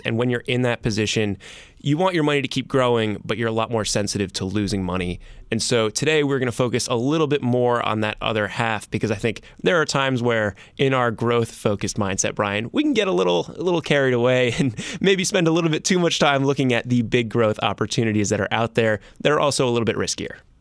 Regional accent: New Jersey, United States; I'm from New Jersey.

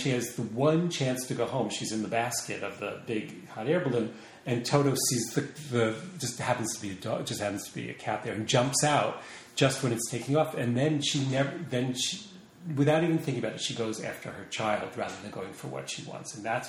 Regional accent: Long Beach, New York, United States; Long Island. And then Long Beach.

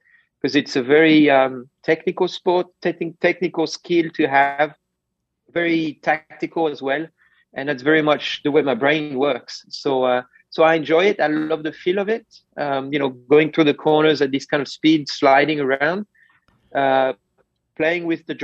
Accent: France; moved away; I grew up in France

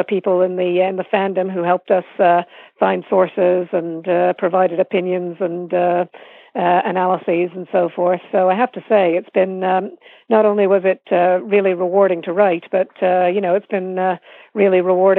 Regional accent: Toronto, Ontario, Canada; moved away as an adult; now in United Kingdom; I grew up in Toronto

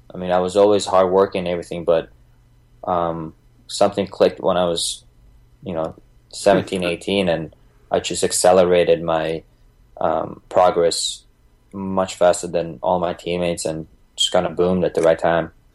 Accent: Bosnia & Herzegovina; moved away; I was born in Bosnia, um, ex Yugoslavia, back then in 1987.

